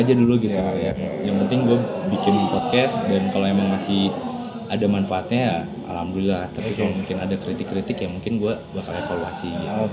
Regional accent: Cirebon, West Java, Indonesia; moved away as an adult; also born or lived in Bandung; gue dari Cirebon

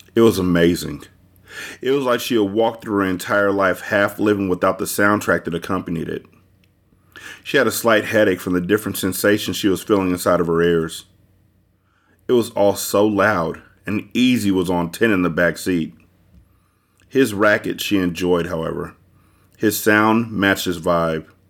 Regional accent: California, United States; in my mind, I'm from California

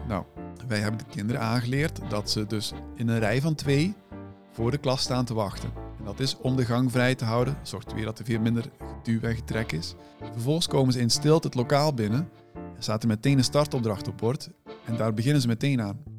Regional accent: Moerbeke, Flanders, Belgium; moved away as an adult; also born or lived in Ghent, Belgium; now in Netherlands; ik kom oorspronkelijk uit Vlaanderen

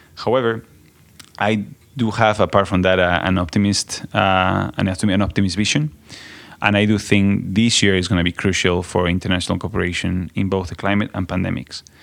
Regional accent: Spain; I come from Spain, so I come from the context of the European Union

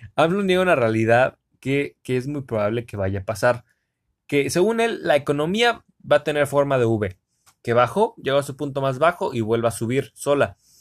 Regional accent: Cancún, Quintana Roo, Mexico; soy de Cancún, Cancún, México

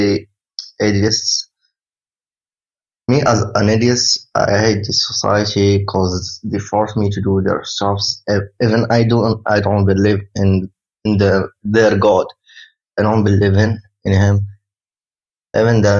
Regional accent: Oujda, Oriental, Morocco; from Morocco. The city named Oujda

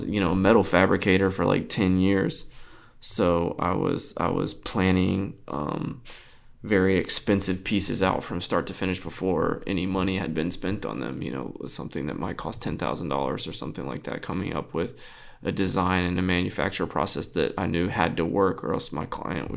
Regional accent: South Texas, United States; I'm really from South Texas, like in the country.

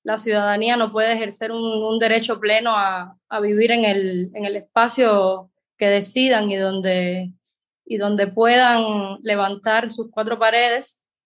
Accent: Cuba; soy periodista cubana

